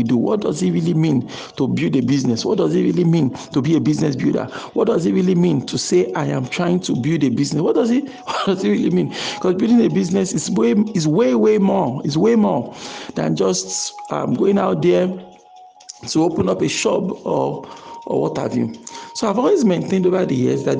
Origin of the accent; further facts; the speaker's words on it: Nigeria; our nation, Nigeria in this context, because I'm a Nigerian